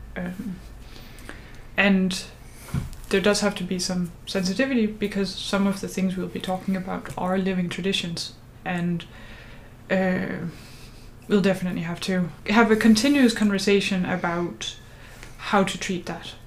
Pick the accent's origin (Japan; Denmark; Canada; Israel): Denmark; as a Danish person